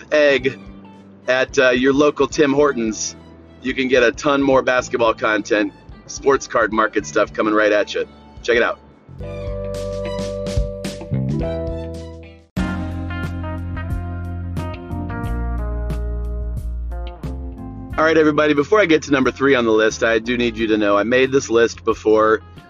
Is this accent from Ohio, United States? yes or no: yes; Northeast Ohio, United States; my hometown here in Northeast Ohio